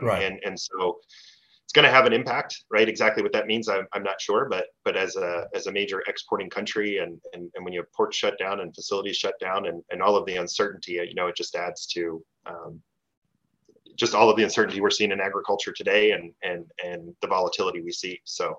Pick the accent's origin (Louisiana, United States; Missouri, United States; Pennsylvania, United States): Pennsylvania, United States; also born or lived in Maryland; now in Minnesota, United States; So my background's in agriculture and food. I grew up on the East Coast. I grew up in Pennsylvania. Managed a farm in Maryland, grain and beef cattle for a number of years.